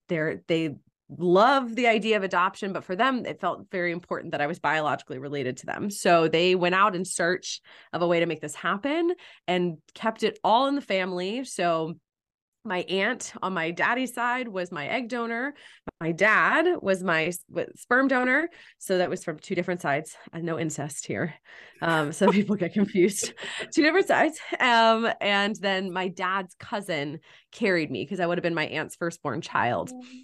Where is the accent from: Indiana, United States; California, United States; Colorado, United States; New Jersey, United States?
California, United States; Malibu; now in Los Angeles, United States; I grew up in Malibu, California.